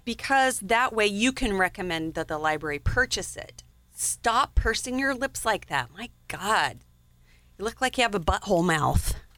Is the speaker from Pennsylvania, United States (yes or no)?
no; Wyoming, United States; grew up in Wyoming